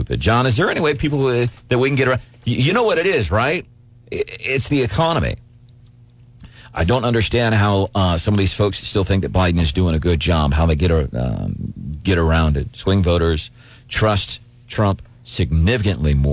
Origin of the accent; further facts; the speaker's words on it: St. Louis, Southeast Missouri, United States; also born or lived in Perry County, Missouri; I spent some years growing up in Southeast Missouri, in Perry County, Missouri